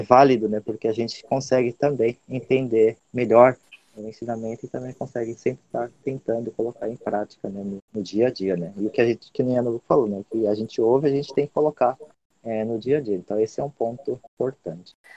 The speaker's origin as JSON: {"language": "Portuguese", "country": "Brazil", "moved": "yes", "lives_now": "Japan", "said": "eu também, né, que sou brasileiro"}